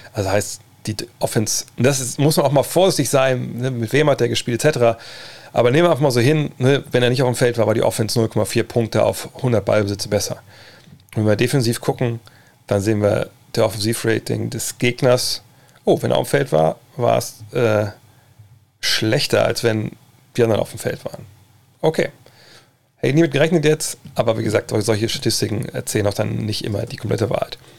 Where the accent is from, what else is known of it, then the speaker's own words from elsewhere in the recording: Wolfsburg, Lower Saxony, Germany; bei uns im, im, in Westhagen, im Problemstadtteil von Wolfsburg